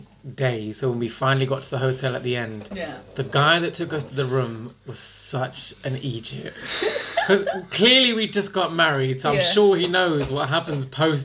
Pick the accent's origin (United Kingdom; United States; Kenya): United Kingdom; England; Obviously, I'm English